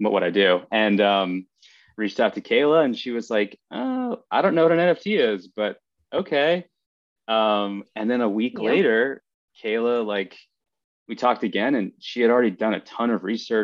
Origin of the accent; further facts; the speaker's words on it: East Coast, United States; now in Los Angeles, United States; I'm from the East Coast originally